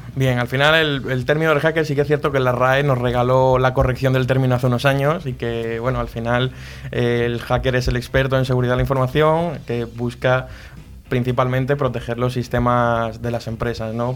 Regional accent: a village in Huelva, Andalusia, Spain; moved away as an adult; now in Madrid, Spain; yo no soy de aquí de Madrid, soy de un pueblo de Huelva

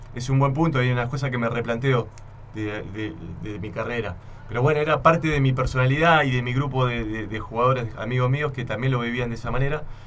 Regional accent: Buenos Aires, Argentina; also born or lived in Santa Fe, Argentina; él lo trasladaron por el trabajo y yo aparecía a los 6, 7 años en Buenos Aires

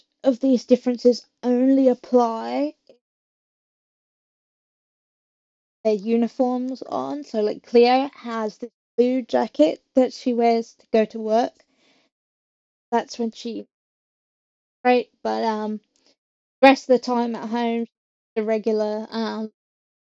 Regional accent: England, United Kingdom; I'm not from Sheffield, but I am from England

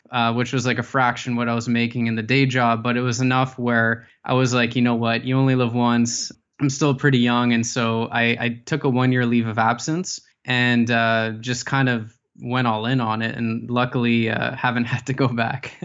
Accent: Ottawa, Ontario, Canada; I was, uh, born and raised in Ottawa.

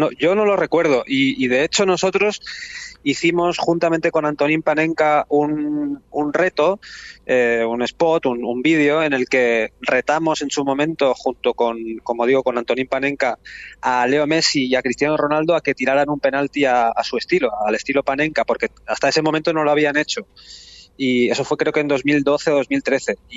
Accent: Barcelona, Catalonia, Spain; yo soy de Barcelona, estamos en, en Barcelona

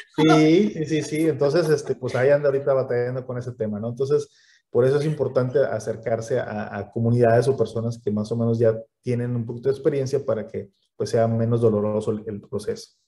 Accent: Mexico; uno como mexicano es un poquito más cohibido, más vergonzoso

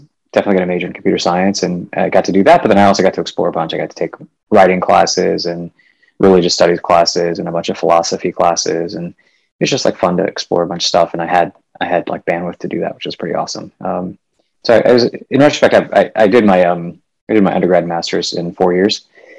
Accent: Midwest, United States; also born or lived in India; I was born in India and then moved to the U.S. when I was five or so. So I mostly grew up in the U.S., kind of all over the Midwest.

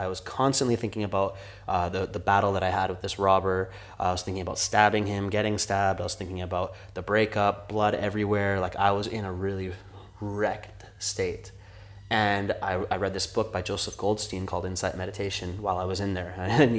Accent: India; I'm Indian. I can say that.

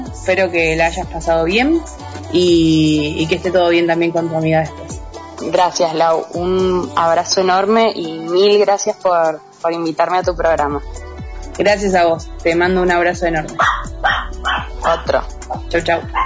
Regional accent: San Juan, Argentina; also born or lived in Mendoza; soy de San Juan y bueno, salí del secundario y me fui a estudiar artes dramáticas en la UNCuyo

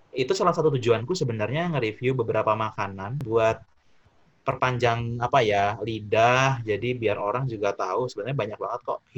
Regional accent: Jakarta, Indonesia; aku masa kecilku di Jakarta kan eh, SD TK sampai lulus SD

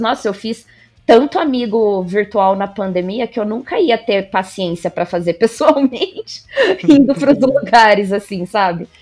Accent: Marília, São Paulo, Brazil; moved away as an adult; now in Bauru, Brazil; Eu sou de Marília, é aqui interior de São Paulo. Atualmente eu moro em Bauru

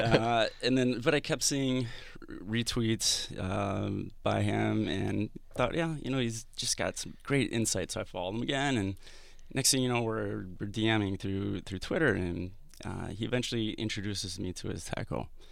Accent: Madison, Wisconsin, United States; moved away; I'm from the Midwest originally

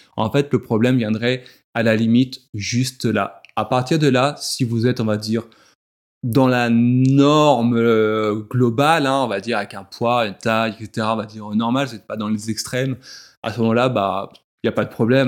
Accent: France; chez nous en France

